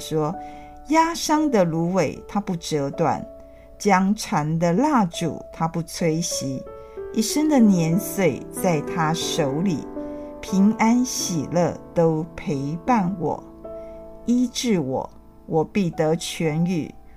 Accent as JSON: {"language": "Chinese", "country": "Taiwan", "said": "我的父母是在日治时代出生的，那我们就是算是，啊，战后出生的。虽然在我们这个年纪也经过 啊，台湾戒严时期"}